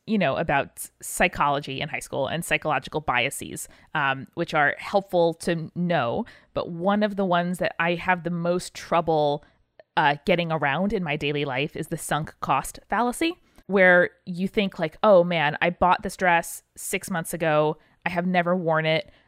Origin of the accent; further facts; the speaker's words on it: Northeast, United States; we grew up in the Northeast. We get nor'easters.